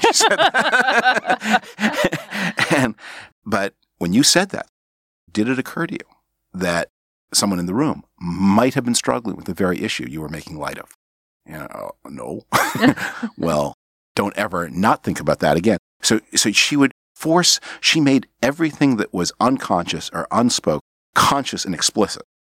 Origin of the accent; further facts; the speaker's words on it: Canada; now in United States; I was born on Canadian territory